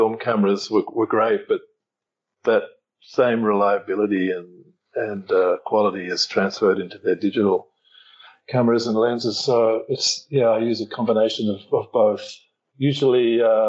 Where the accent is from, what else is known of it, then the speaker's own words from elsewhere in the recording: Australia; now in Thailand; I'm from Australia. I'm currently in Thailand